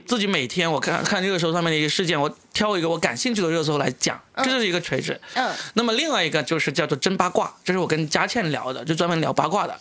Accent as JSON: {"language": "Chinese", "country": "China", "said": "我们中国人"}